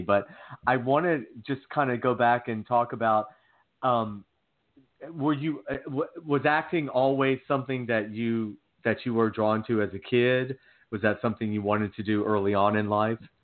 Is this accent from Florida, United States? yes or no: no; Georgia, United States; I'm from Georgia. I, I grew up in the South